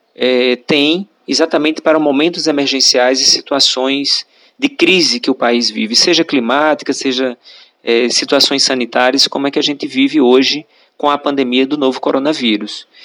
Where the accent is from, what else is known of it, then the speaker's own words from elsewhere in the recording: Iguaraci, Pernambuco, Brazil; eu sou natural de Jabitacá, é, distrito do município de Guaraci, aqui no sertão do Pajeú, pernambucano